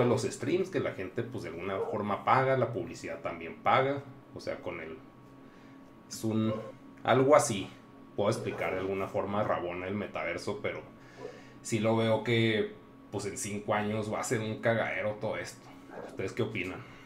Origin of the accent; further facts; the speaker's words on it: Mexico; somos de México